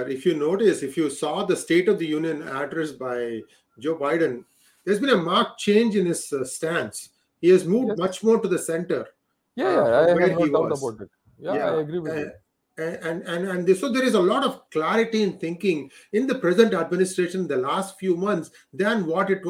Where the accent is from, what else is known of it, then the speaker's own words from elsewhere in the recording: India; We never really had that being Indian, that national identity that's slowly being built.